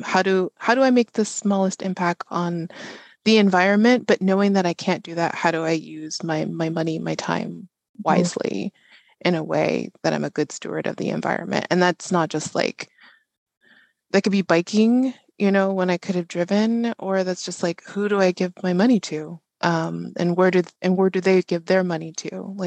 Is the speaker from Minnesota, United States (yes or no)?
no; Chicago, Illinois, United States; born there; also born or lived in San Diego / Sacramento; I was born in Chicago, moved to San Diego, moved to Sacramento, moved back to Chicago, and then moved back to California about 10 years ago.